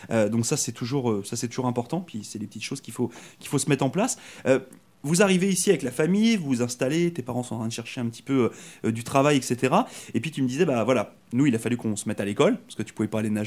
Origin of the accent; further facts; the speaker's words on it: France; moved away as an adult; now in Canada; moi je suis arrivé de France il y a, trois ans. Puis euh, c'est vrai que bah, moi j'ai décidé de venir ici au Canada pour euh, changer un petit peu de vie